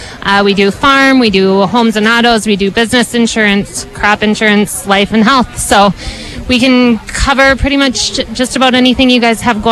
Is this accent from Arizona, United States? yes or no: no; Red Wing, Minnesota, United States; I grew up outside of Red Wing on a farm.